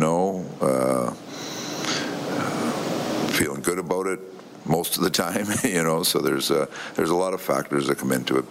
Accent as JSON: {"language": "English", "country": "Canada", "tie": "born or raised there", "said": "growing up in Canada"}